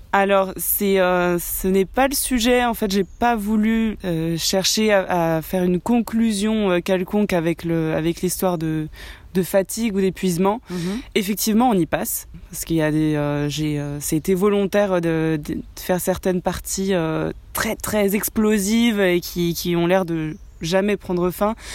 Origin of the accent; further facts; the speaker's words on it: France; franco-argentine. Oui, je suis née en France, mais j'ai euh, toute ma famille en Argentine